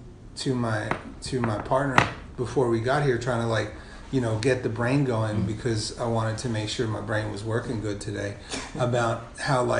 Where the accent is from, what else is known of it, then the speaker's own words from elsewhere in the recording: New York City, New York, United States; I grew up in Carroll Gardens